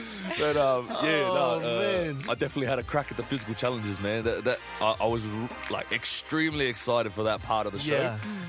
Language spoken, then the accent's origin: English; Australia; I grew up in Australia